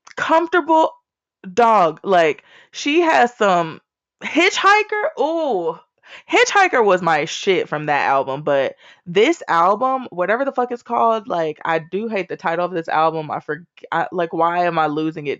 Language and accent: English; Austin, Texas, United States; I was born and raised in Austin, Texas